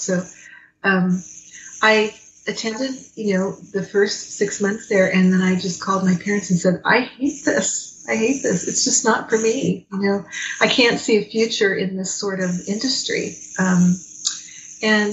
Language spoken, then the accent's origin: English; Fresno, California, United States; also born or lived in Los Angeles; I grew up in Fresno, which was just so different from Los Angeles